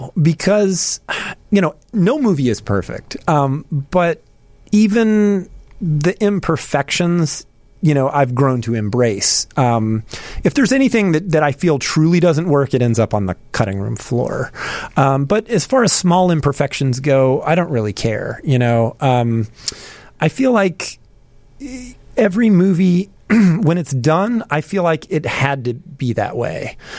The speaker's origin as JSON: {"language": "English", "town": "Charlotte", "region": "North Carolina", "country": "United States", "moved": "as an adult", "said": "Well, you know, I moved here from Charlotte, North Carolina. I was originally going to DePaul, and for a long time, you know, I would go home for Christmas break and summer break."}